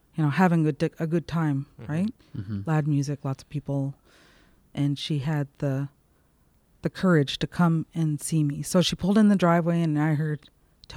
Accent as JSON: {"language": "English", "area": "Miramichi River", "region": "New Brunswick", "country": "Canada", "tie": "born or raised there", "said": "I grew up right on the Miramichi River and would spend most of my days either walking the beach or swimming in the river"}